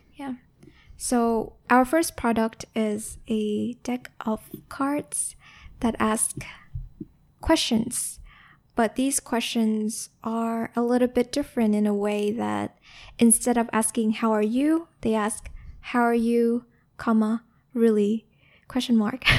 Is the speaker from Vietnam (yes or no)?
yes; Ho Chi Minh City, Vietnam; moved away; also born or lived in Bao Loc, Lam Dong, Vietnam / United States; the environment I grew up in in Saigon